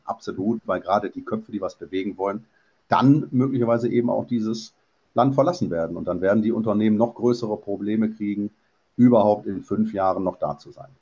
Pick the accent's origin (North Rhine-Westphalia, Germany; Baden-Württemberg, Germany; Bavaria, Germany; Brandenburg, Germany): North Rhine-Westphalia, Germany; Mönchengladbach; moved away as an adult; Ich bin gebürtig, zwar mit 19 schon weg, Mönchengladbacher